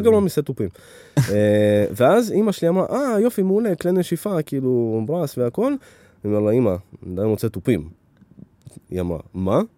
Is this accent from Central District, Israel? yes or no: yes; Netanya, Central District, Israel; also born or lived in Ukraine; נולדתי באוקראינה, עלינו לפה ב- כשהייתי בן חמש, חמש וחצי, והשתכנו בנתניה